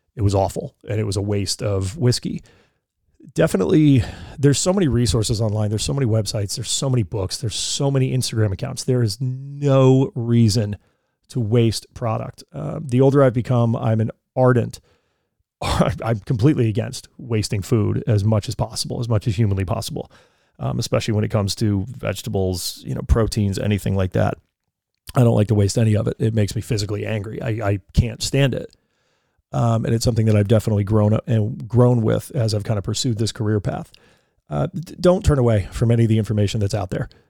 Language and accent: English; Colorado, United States; moved away; I spent a lot of my years growing up in Colorado